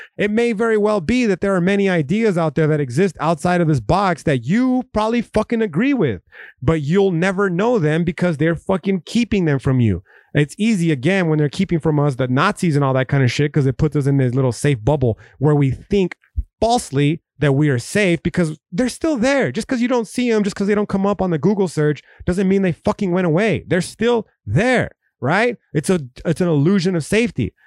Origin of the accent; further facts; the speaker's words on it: United States; we as an American people